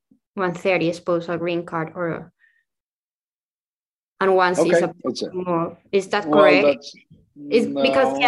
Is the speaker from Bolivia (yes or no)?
yes; Bolivia; now in Italy; I am from Bolivia and I currently live in Italy where I have my work permits.